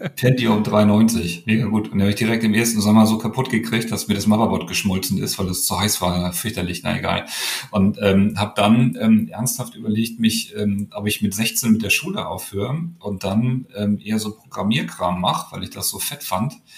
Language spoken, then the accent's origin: German; Hamburg, Germany; ich bin groß geworden ganz im Westen, ähm, in Lurup heißt das.